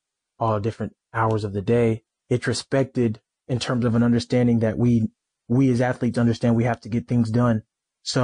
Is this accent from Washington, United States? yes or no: no; Texas, United States; moved away as an adult; also born or lived in Norman, Oklahoma; now in Louisville, United States; I'm from Texas. So I've been, you know, away from home for a long time